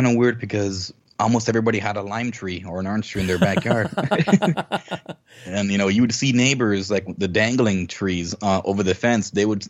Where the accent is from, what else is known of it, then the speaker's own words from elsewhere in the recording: Mexico; when I was growing up, I only had two channels growing up in Mexico, Sean, right?